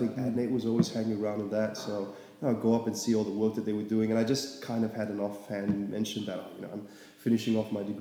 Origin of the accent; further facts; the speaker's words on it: Singapore; moved away as an adult; now in Melbourne, Australia; I'm from Singapore, yeah. Born and bred